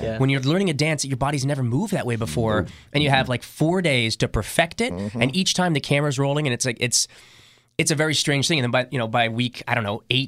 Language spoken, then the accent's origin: English; San Diego, California, United States; also born or lived in New York City; I moved to San Diego when I was pretty young, so much more of a West Coast boy